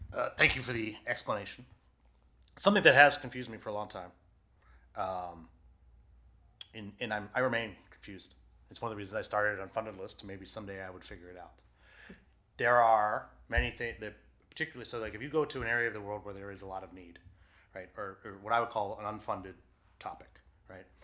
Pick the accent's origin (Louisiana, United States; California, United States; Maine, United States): Maine, United States; Waterville; I grew up in Waterville where Colby College is